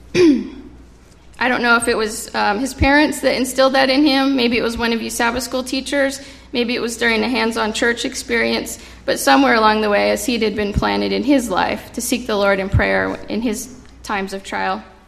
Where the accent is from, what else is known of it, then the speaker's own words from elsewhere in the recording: Central California, United States; also born or lived in Mountain View, California; I grew up in Central California about 40 plus years ago. I was born in San Jose, California, in a place called Mountain View